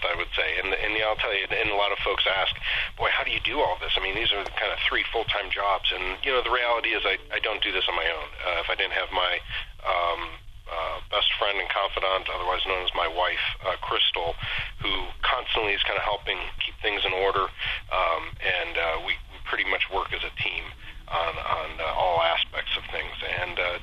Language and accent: English; Solon, Ohio, United States; also born or lived in Columbus, Ohio / Cincinnati, Ohio / Wilmington, Ohio; I was born and raised in Solon, on the east side of Cleveland